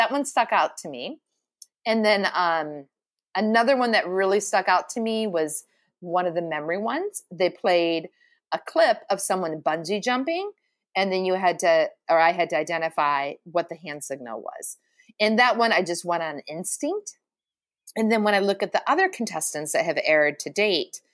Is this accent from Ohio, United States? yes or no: yes; Ohio, United States; I'm from Ohio.